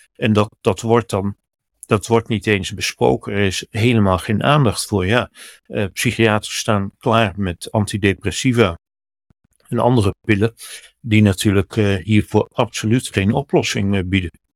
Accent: Netherlands; bij ons in Den Haag

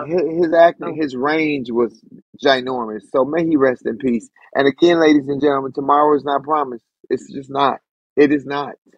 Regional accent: United States

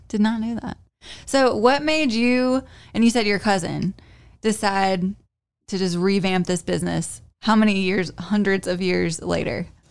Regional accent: Louisville, North Carolina, United States; also born or lived in Winston-Salem, North Carolina; I wasn't born in Louisville, I was born in Winston-Salem, but I lived in Louisville for several years in my childhood

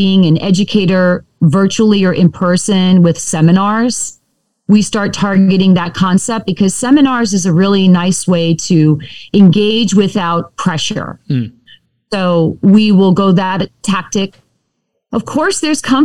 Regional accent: New York, United States; now in Sacramento, United States; I'm from New York

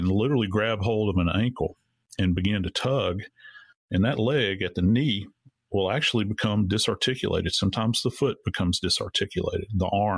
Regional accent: Louisiana, United States; I was born and raised in Louisiana. I've been around swamps my entire life.

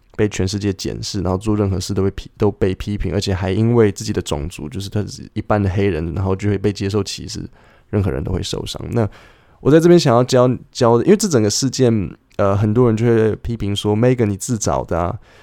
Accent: Taipei, Taiwan; 我小时候好讨厌台北，就冬天的时候就是下雨，然后脚都会是湿的，然后夏天的那个午后雷阵雨就是又湿又黏

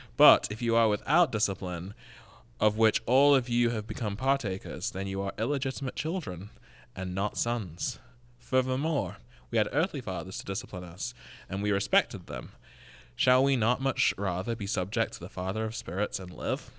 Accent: England, United Kingdom; now in Oroville, United States; I am from England

